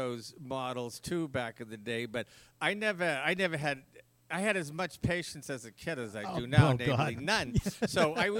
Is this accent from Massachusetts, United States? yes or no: yes; Boston, Massachusetts, United States; my brother and I were talking about that the other day when we grew up in Dorchester.